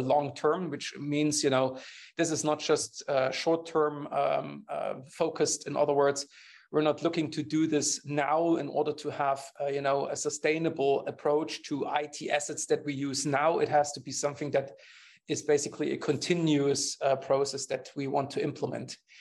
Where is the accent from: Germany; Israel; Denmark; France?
Germany; English is a second language; I'm coming from Germany